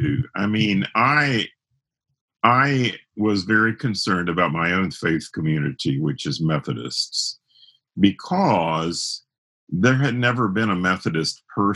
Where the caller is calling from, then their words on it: Lexington, Kentucky, United States; I'm sequestered in Lexington, Kentucky, where it's Seattle weather, pouring rain and lots of coffee.